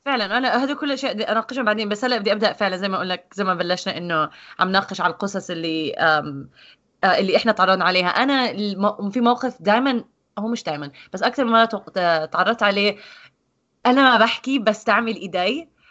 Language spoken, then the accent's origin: Arabic; Jordan; moved away; عندنا بالاردن